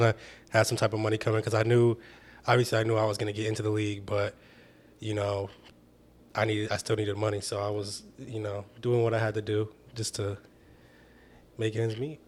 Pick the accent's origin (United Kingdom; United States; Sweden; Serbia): United States; Michigan; I was from Michigan